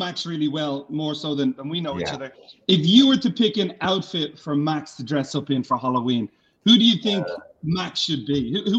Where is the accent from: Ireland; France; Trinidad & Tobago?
Ireland; moved away as an adult; now in United States; I'm from Ireland.